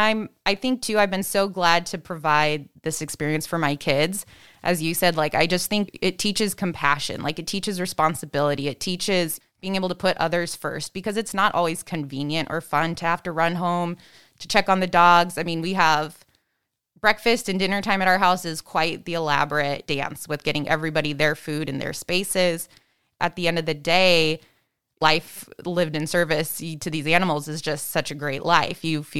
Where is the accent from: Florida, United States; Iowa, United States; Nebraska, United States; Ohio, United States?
Nebraska, United States; now in Chicago, United States; I grew up in Nebraska, but yes, but dogs was as exotic as we got at the house.